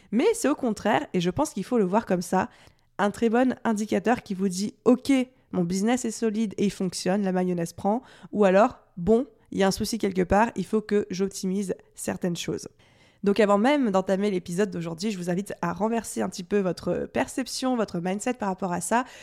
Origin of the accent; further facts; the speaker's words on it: France; accent: French; avec mon super accent euh, à la française